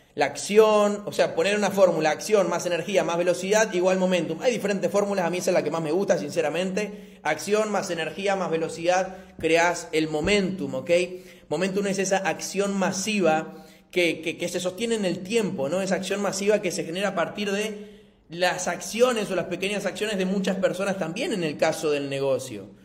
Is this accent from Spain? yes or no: no; Argentina; soy de Argentina, 26 años